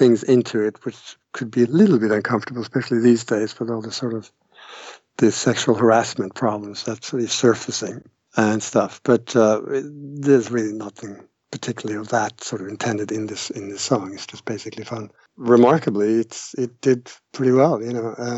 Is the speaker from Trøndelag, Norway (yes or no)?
yes; Trondheim, Trøndelag, Norway; English is a second language; moved away; also born or lived in Canada / United Kingdom; I grew up in Trondheim, this is in Norway